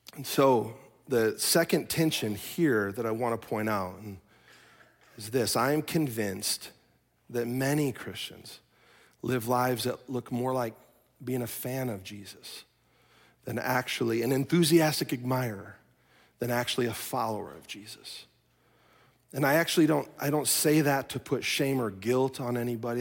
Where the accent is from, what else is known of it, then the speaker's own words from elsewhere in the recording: Chicago, Illinois, United States; now in Minnesota, United States; I am from Chicago